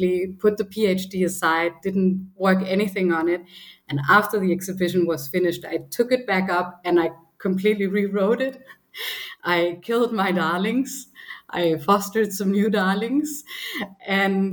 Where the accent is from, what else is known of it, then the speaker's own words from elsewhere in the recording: Copenhagen, Capital Region of Denmark, Denmark; moved away as an adult; also born or lived in Berlin; I grew up in Copenhagen